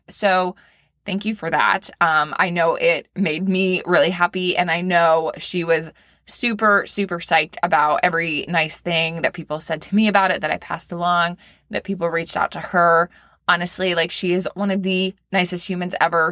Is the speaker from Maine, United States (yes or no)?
yes; Maine, United States; now in Florida, United States; I am from Maine, small town girl.